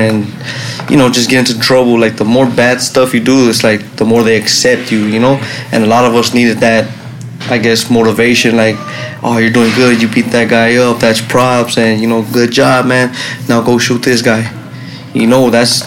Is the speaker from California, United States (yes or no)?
yes; Los Angeles, California, United States; also born or lived in Long Beach, California; was born in Long Beach Naval Base, but I grew up in East Los Angeles